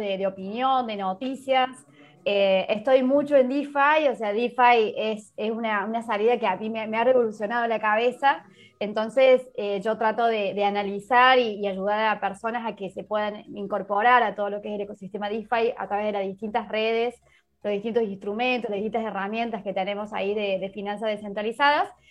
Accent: Argentina; moved away as an adult; now in Málaga, Spain; soy argentina, bueno, vivo en Málaga hace más de un año ya acá

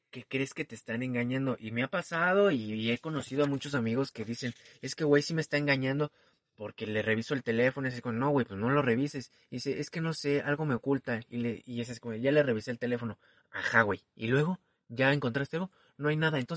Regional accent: Mexico City, Mexico; soy chilango

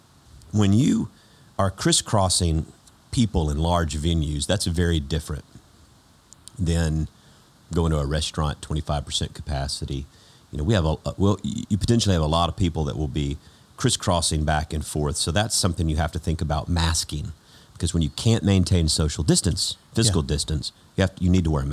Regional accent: Georgia, United States; everything we say in Georgia is what everybody says

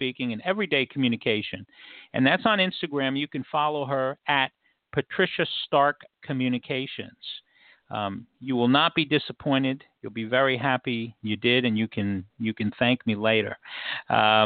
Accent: New York City, New York, United States; I was born and raised in New York City in Washington Heights

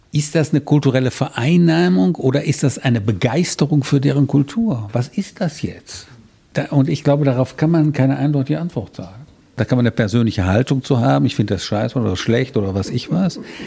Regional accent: Rhineland, Germany; also born or lived in German-speaking East Belgium (Eupen area); ich stamme aus dem Rheinland

